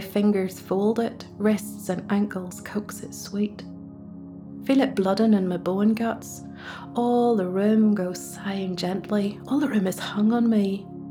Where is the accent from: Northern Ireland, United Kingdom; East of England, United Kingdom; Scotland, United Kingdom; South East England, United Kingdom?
Northern Ireland, United Kingdom; Ballymena; accent: Ballymena; you'll have to make do with my Ballymena accent